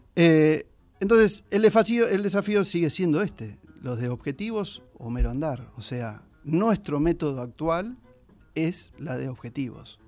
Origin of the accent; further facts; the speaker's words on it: San Andrés de Giles, Buenos Aires Province, Argentina; como gilenses, como argentinos